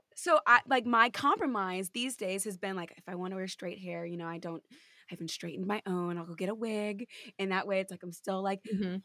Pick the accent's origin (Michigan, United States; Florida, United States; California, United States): California, United States; now in New York, United States; I'm from California